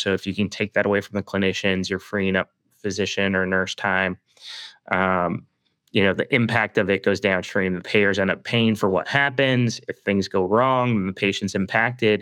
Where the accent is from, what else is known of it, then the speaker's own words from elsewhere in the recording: Toronto, Ontario, Canada; I'm Canadian, uh, and born and raised in the Toronto area